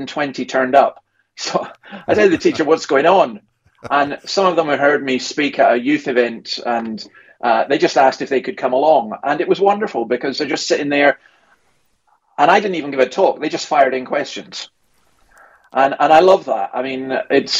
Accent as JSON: {"language": "English", "region": "Scotland", "country": "United Kingdom", "moved": "yes", "lives_now": "Sydney, Australia", "said": "As a Scot"}